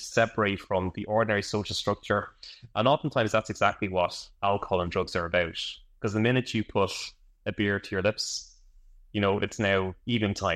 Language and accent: English; Ireland; I'm from Ireland